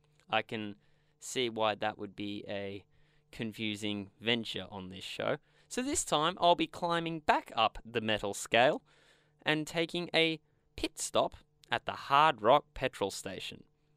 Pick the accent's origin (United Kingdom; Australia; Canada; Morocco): Australia; We're Australian. … is kind of in our veins from birth.